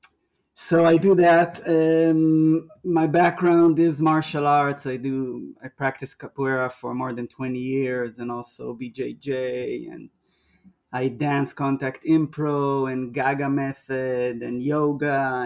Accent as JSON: {"language": "English", "country": "Israel", "moved": "as an adult", "lives_now": "Melbourne, Australia", "said": "I'm from Israel. I'm 39. Came to Australia about 2 years ago"}